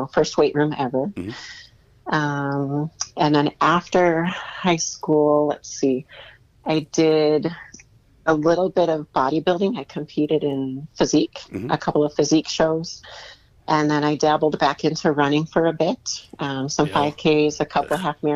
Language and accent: English; Carpentersville, Illinois, United States; also born or lived in California; now in Arizona, United States; I'm from Carpentersville, Illinois